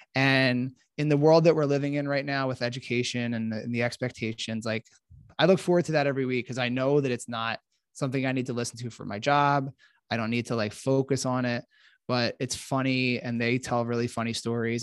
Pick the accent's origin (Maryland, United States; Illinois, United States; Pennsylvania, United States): Pennsylvania, United States; Philadelphia; moved away; I'm from Philadelphia originally